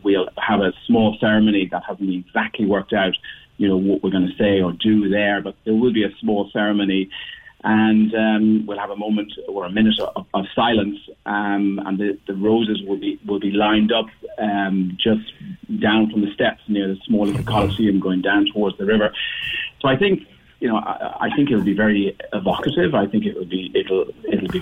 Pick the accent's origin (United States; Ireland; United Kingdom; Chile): Ireland; Cork, Munster; moved away; also born or lived in Dublin; I lived in Dublin. I'm from Cork. I lived in Dublin for many years.